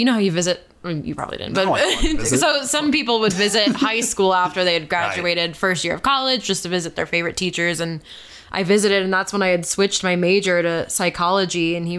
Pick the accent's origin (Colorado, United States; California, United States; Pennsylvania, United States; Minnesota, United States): Colorado, United States; Boulder; Have one, but we don't go back there. And my hometown is actually Boulder.